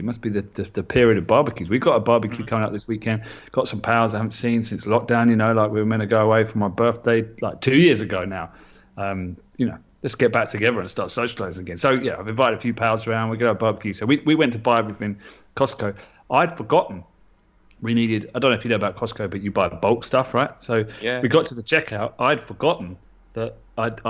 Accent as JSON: {"language": "English", "region": "London", "country": "United Kingdom", "tie": "born or raised there", "said": "growing up in London"}